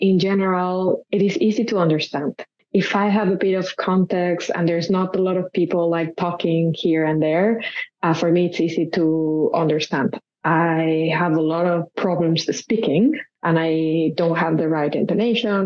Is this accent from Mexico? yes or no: yes; Mexico City, Mexico; first language Spanish; English is a second language; moved away as an adult; now in Chisinau, Moldova; I was born in Mexico City, and I'm currently living in Chisinau in the Republic of Moldova